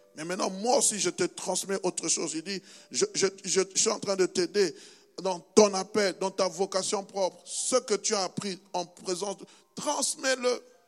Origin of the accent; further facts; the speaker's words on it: DR Congo; moved away; mon pays natal, qui s'appelle la République démocratique du Congo